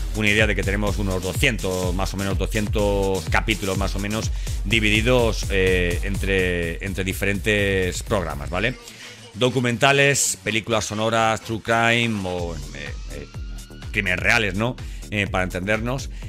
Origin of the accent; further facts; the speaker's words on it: Elche, Valencian Community, Spain; now in Seville, Spain; aunque vivo en Sevilla, soy, vamos, soy de Elche, soy, soy alicantino